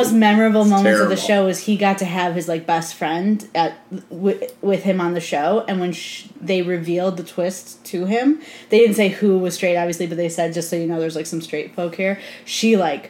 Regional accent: Chicago, Illinois, United States; I grew up in Chicago area in the 90s

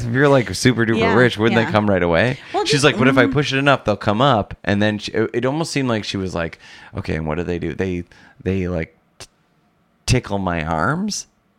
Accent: Wisconsin, United States; born or raised there

